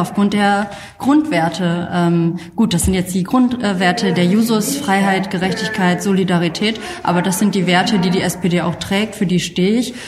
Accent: Kamp-Lintfort, North Rhine-Westphalia, Germany; moved away as an adult; also born or lived in Xanten; now in Düsseldorf, Germany; die restlichen 18 Jahre bis zu meinem Auszug in Kamp Lindfort, ähm, der Zechen- und Klosterstadt, aufgewachsen.

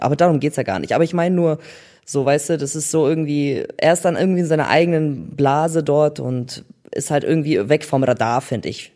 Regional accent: Germany; ich bin in Deutschland geboren

